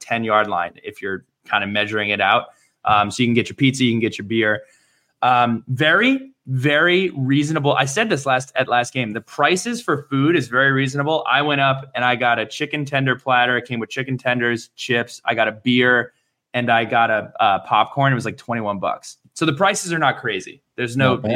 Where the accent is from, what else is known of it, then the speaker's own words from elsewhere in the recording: New Jersey, United States; I'm from New Jersey